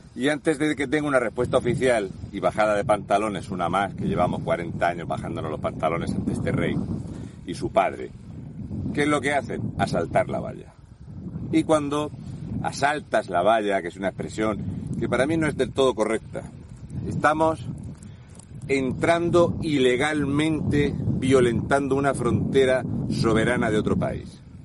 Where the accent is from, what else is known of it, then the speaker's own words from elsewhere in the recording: Region of Murcia, Spain; moved away; also born or lived in Canary Islands / Melilla; Soy un murciano encabronado.